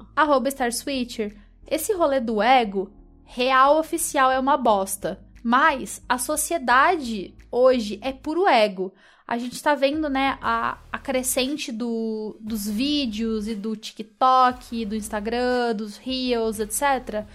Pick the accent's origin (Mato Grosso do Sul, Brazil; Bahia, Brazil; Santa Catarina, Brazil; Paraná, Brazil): Paraná, Brazil; Curitiba; also born or lived in São Paulo; eu sou curitibana